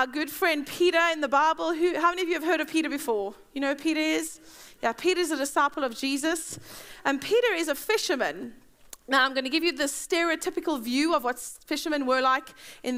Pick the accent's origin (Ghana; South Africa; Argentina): South Africa; now in Bedford, United Kingdom; I'm South African.